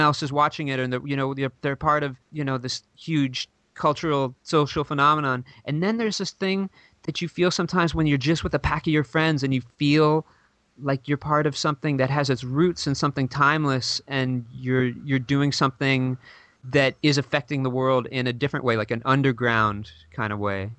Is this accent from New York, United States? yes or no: yes; New York City, New York, United States; I grew up in New York City